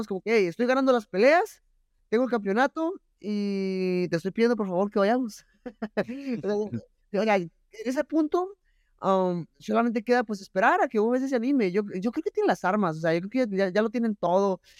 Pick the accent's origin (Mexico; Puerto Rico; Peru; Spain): Mexico; como mexicano